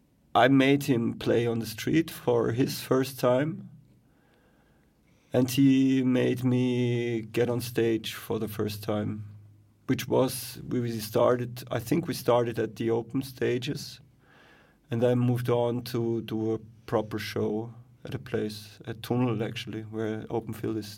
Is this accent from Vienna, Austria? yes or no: no; Graz, Styria, Austria; I come from Graz, actually.